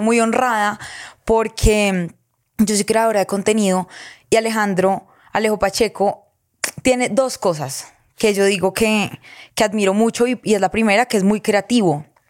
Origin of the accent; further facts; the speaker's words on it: Girardot, Cundinamarca, Colombia; vengo de Girardot